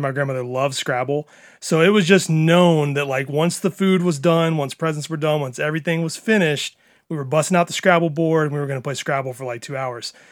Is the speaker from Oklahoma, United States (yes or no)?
no; Tupelo, Mississippi, United States; I grew up in Mississippi